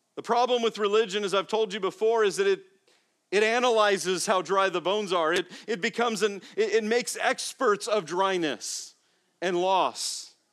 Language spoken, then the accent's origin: English; Las Vegas, Nevada, United States; moved away as an adult; also born or lived in Phoenix, Arizona / Florida; I grew up first in Las Vegas, the first eighteen years, and then in Phoenix, where I went to college, in Arizona.